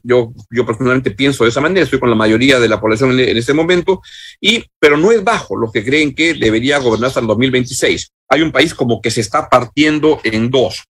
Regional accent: Peru

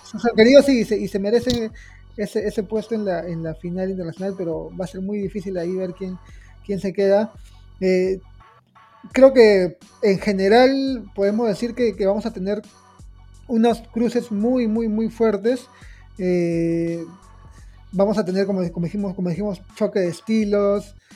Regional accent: Peru; nosotros somos peruanos

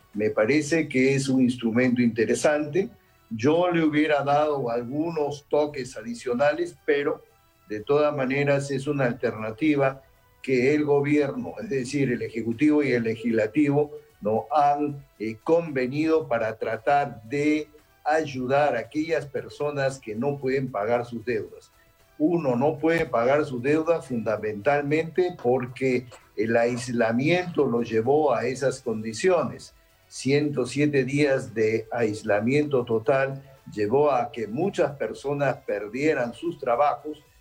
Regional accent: Peru; yo como peruano

